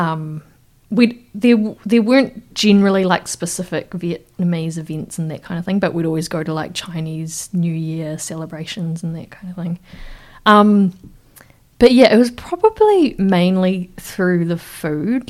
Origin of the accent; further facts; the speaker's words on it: Wellington, New Zealand; I grew up in Wellington, Te Whanganui Atara